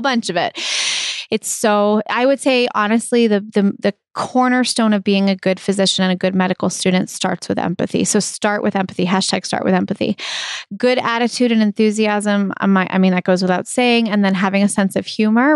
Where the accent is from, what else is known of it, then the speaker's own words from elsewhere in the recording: Brookline, Massachusetts, United States; I grew up in Brookline, and I, I love it. It's my hometown.